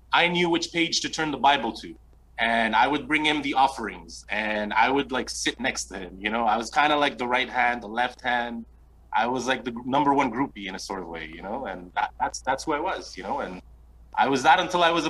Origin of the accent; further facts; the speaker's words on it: Montreal, Quebec, Canada; I'm born and raised in Cotonage, basically. Yeah, man, uptown, you know, on Linton